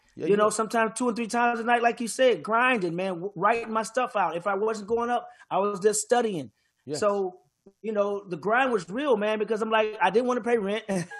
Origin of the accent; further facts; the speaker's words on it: St. Louis, Missouri, United States; also born or lived in Jamaica, Queens; But since I spent most of my years growing up in St. Louis, that's why I claimed the STL 314 St. Louis Mo.